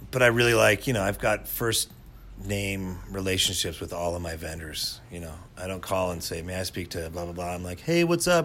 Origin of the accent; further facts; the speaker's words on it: Casper, Wyoming, United States; born there; Well, I was born in Casper, Wyoming in 1976